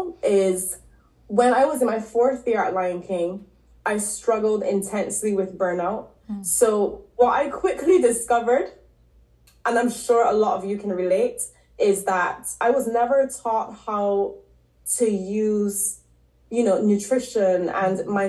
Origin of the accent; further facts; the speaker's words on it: Barbados; moved away as an adult; also born or lived in Canada / London; So I'm originally from Barbados. I grew up there.